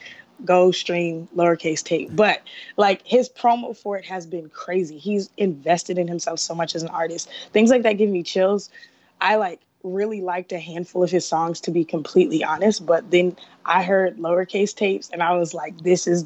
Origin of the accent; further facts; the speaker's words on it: Atlanta, Georgia, United States; I'm from Atlanta.